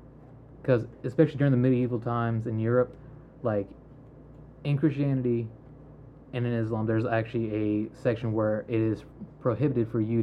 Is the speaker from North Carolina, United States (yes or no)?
yes; North Carolina, United States; I see myself as an American first, and then a North Carolinian second.